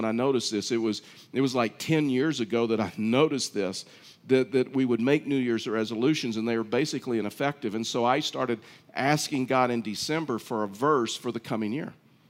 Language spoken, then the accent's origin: English; Texas, United States; I was raised in Texas.